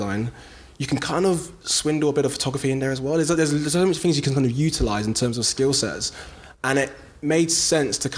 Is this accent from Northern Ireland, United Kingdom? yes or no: no; London, United Kingdom; I'm from South London, Brixton.